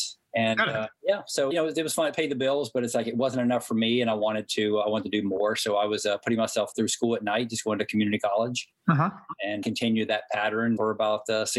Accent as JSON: {"language": "English", "town": "Hickory", "region": "North Carolina", "country": "United States", "tie": "born or raised there", "accent": "Southern", "moved": "yes", "said": "I grew up in Hickory, North Carolina. Proud of my hometown."}